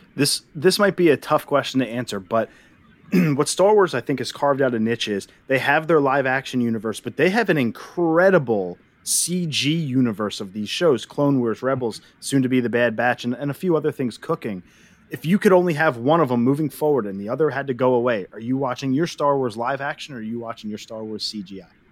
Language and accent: English; Erie, Pennsylvania, United States; I'm from Erie, PA